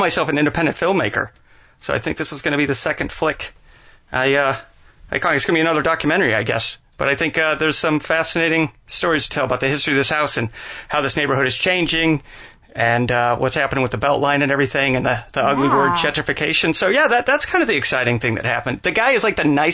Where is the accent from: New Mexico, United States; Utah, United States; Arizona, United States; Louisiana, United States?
Utah, United States; Salt Lake City; moved away; I was born in Salt Lake City, Utah, and the house that my parents owned when I was a little kid